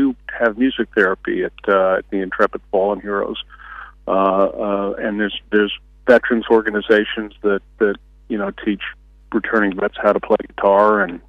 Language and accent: English; United States; the town that I grew up in, where I still live now, has changed dramatically.